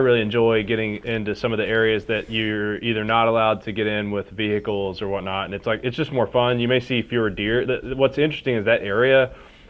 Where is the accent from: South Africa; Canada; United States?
United States; Harlan County, southeastern Kentucky; moved away as an adult; also born or lived in Bell County, Kentucky / Lexington, Kentucky; now in Louisville, United States; I was born in Harlan County, grew up in Bell County and Harlan County both